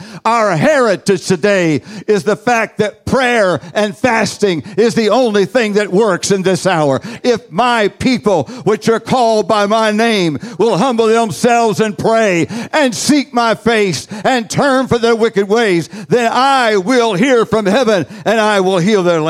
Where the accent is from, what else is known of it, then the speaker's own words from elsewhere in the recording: United States; I am from the United States of America.